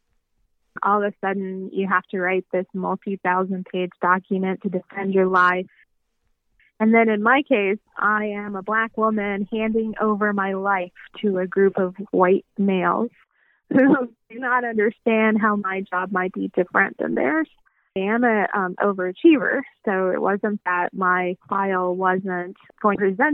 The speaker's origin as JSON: {"language": "English", "town": "Tallahassee", "region": "Florida", "country": "United States", "tie": "born or raised there", "said": "I grew up in Tallahassee."}